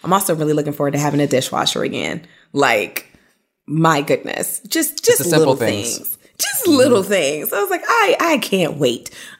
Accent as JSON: {"language": "English", "town": "New York City", "region": "New York", "country": "United States", "tie": "born or raised there", "also_born_or_lived": "Atlanta", "lives_now": "New York City, United States", "said": "being born and bred in New York"}